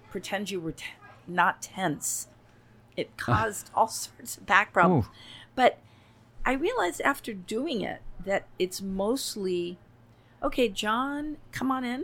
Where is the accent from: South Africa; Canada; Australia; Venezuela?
Venezuela; moved away; I was born in Venezuela, and I would go back